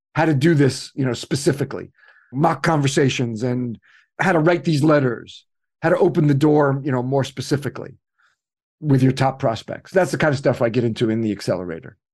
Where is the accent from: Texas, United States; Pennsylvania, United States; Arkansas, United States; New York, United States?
New York, United States; New York City; I'm from New York City.